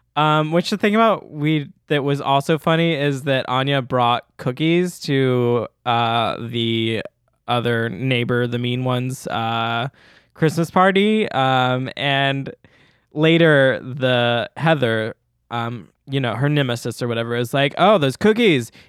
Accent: Memphis, Tennessee, United States; accent: Southern; I'm from Memphis, Tennessee

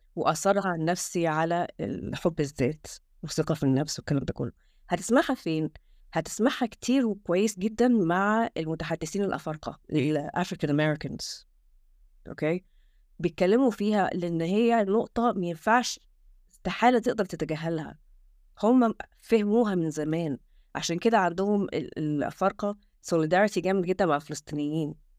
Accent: Egypt; now in England, United Kingdom; احنا احنا كشعب

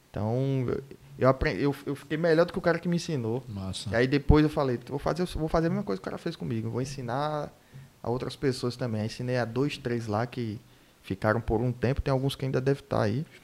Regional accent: Recife, Pernambuco, Brazil; born there; nasci em Recife, mas pô, eu sou...

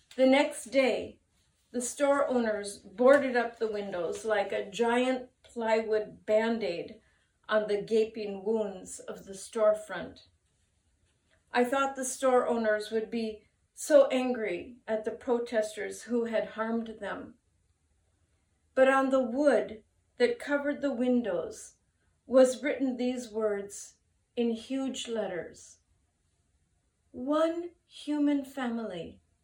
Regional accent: United States; now in Japan; my home country of America

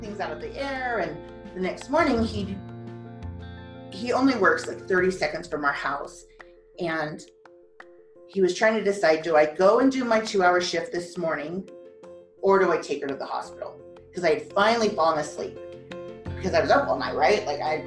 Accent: Colorado, United States; I grew up in Colorado

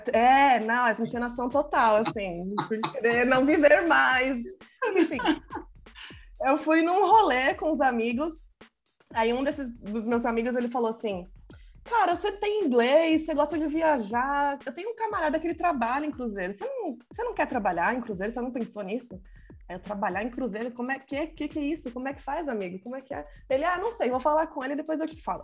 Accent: São Paulo, Brazil; Sou de São Paulo, mas estou no Ceará passando calor

